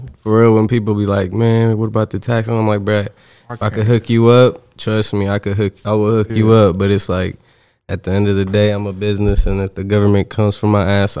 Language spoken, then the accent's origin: English; Indiana, United States; also born or lived in Mexico; I was born in Mexico, and then I came here. I was a year old, but pretty much born and raised in Indiana.